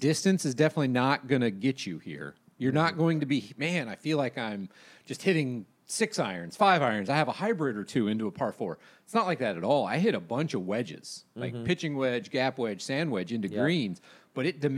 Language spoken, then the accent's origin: English; Jacksonville, Florida, United States; I grew up in Jacksonville